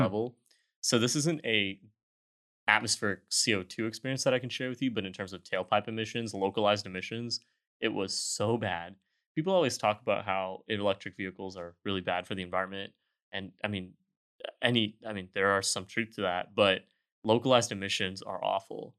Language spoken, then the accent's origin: English; Houston, Texas, United States; also born or lived in Austin; I am from Houston